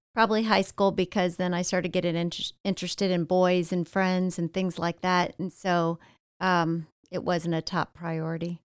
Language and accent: English; Ohio, United States; now in Florida, United States; born and raised in Ohio, about forty-five miles south of Cleveland